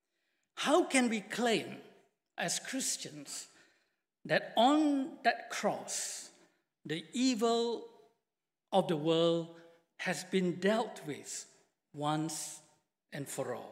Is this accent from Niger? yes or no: no; Malaysia; moved away; I come from Malaysia and I've been working with BMS now for 6 years